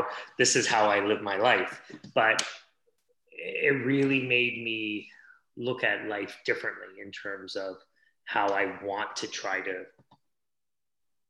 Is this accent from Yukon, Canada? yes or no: no; Hamilton, Ontario, Canada; also born or lived in India; I was born in India, but I was brought up in Canada. So, you know, brought up outside of Toronto in a steel town called Hamilton